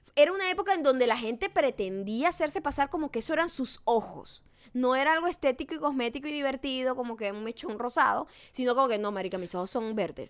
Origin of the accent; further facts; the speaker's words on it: Venezuela; los venezolanos somos los, los mestizos, no hablamos los dialectos